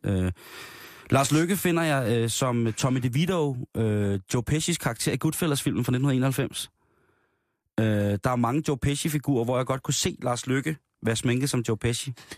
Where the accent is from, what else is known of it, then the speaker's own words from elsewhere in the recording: Denmark; det er ude fra Midtjylland af, hvor jeg kommer fra